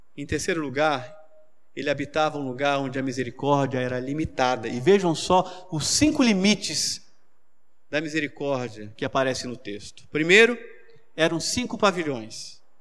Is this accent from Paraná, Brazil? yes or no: no; Manaus, Amazonas, Brazil; eu me lembro quando eu era adolescente em Manaus